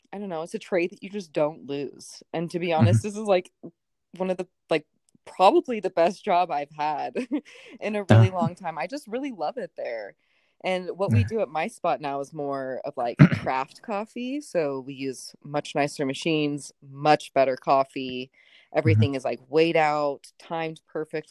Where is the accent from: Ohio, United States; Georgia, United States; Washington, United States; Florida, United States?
Washington, United States; Spokane; also born or lived in Seattle; now in Spokane, United States; I was born and raised in Spokane